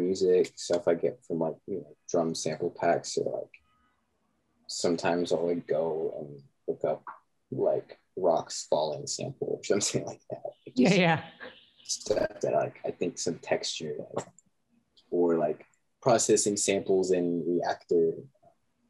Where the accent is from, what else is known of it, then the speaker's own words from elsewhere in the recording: Lubbock, Texas, United States; moved away; also born or lived in London / Arizona; I grew up in Lubbock, Texas, which is like, it's basically just a college town